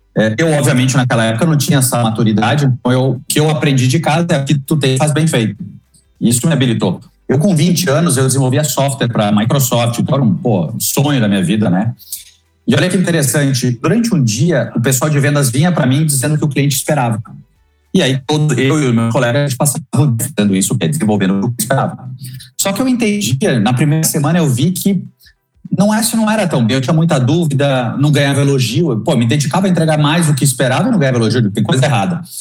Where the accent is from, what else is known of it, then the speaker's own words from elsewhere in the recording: Lajeado, Rio Grande do Sul, Brazil; accent: gaúcho; Eu sou de uma cidade chamada Lajeado, sou do interior do Rio Grande do Sul